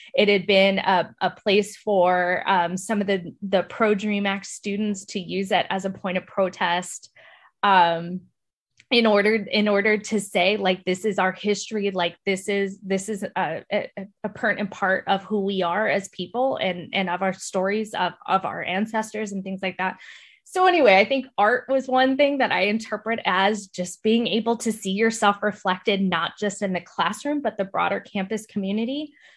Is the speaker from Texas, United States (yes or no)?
yes; El Paso, Texas, United States; moved away as an adult; also born or lived in San Antonio, Texas / Iowa; I was born and raised in El Paso